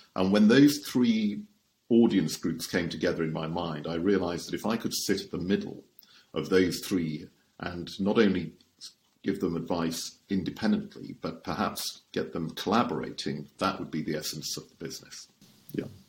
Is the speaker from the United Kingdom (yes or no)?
yes; Shropshire, West Midlands, United Kingdom; I was born and raised in Shropshire, which is where my home is.